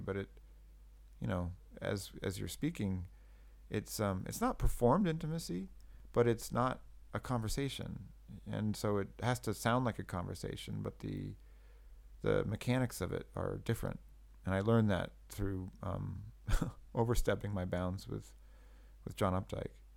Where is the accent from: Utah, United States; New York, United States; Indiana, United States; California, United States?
California, United States; I grew up in California in the '80s